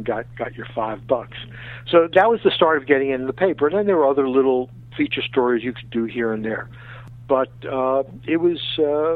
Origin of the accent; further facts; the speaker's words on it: New York City, New York, United States; growing up in the 50s, a kid in the outer boroughs of New York